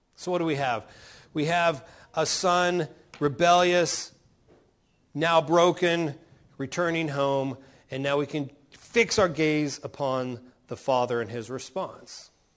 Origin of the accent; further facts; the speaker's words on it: Oklahoma, United States; moved away; also born or lived in Texas; In Oklahoma, where I come from